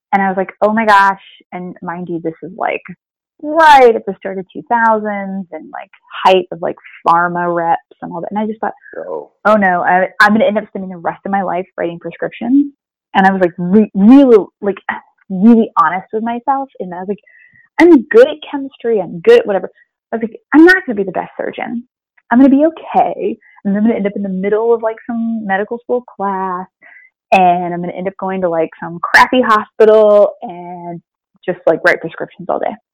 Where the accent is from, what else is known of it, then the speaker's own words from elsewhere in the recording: Springfield, Missouri, United States; moved away as an adult; also born or lived in Louisiana; moving to Missouri and Springfield, Missouri